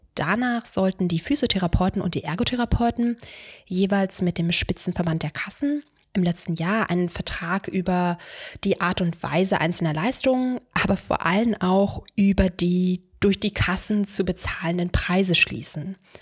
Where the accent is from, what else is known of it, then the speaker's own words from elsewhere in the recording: Brandenburg an der Havel, Brandenburg, Germany; moved away as an adult; also born or lived in Freiburg im Breisgau / Istanbul / Switzerland; now in Berlin, Germany; Ich komme aus Brandenburg an der Havel, einer mittlerweile übrigens sehr hübschen kleinen Wasserstadt vor Berlin.